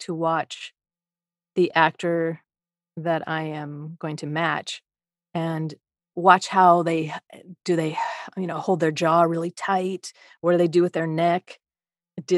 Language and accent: English; Midwest, United States; now in Los Angeles, United States; I'm from the Midwest